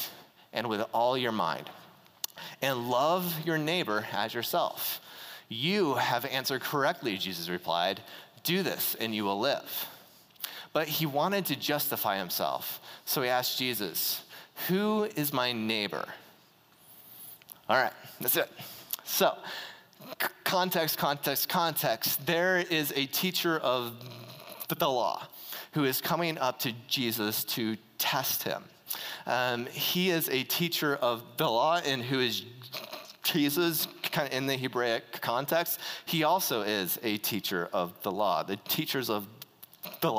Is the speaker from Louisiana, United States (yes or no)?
no; Greeley, Colorado, United States; I'm from Greeley